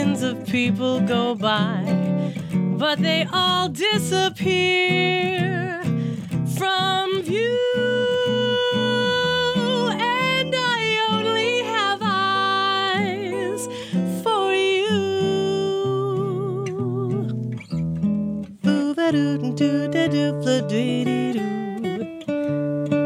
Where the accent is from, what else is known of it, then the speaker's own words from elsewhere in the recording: Newfoundland and Labrador, Canada; now in Toronto, Canada; growing up in Newfoundland